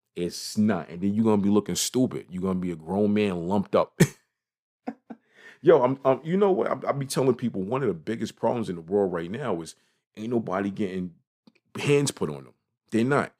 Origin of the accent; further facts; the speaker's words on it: New York City, New York, United States; I am from Brooklyn. I am from New York City.